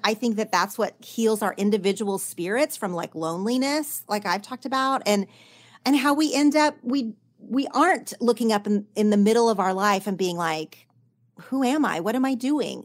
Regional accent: Oklahoma, United States; now in Los Angeles, United States; in my small town growing up in Oklahoma

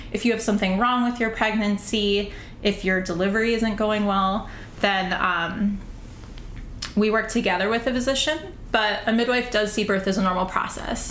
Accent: St. Paul, Minnesota, United States; now in New York City, United States; I'm originally from St. Paul, Minnesota

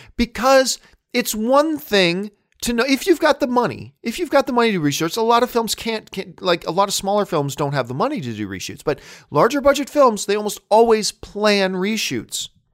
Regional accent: Hamilton, Ontario, Canada; moved away as an adult; now in Burbank, United States; I'm a Canadian kid coming from Hamilton, Ontario, Canada

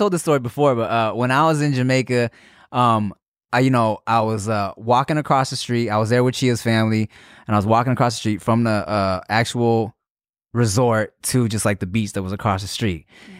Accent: Thailand; I'm Thai. I'm 100% Thai.

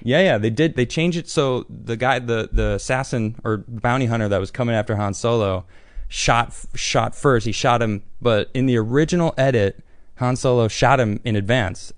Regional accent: Chicago, Illinois, United States; I'm also from Chicago

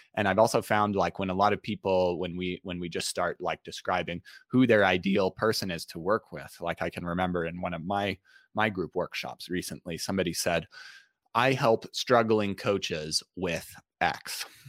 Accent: Utah, United States; I grew up in Utah.

